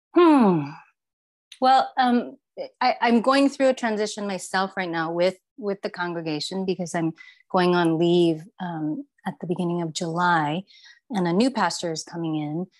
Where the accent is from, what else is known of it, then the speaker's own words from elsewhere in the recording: Taiwan; moved away as an adult; now in Bay Area, United States; I grew up in Taiwan and, and came to the States um, after high school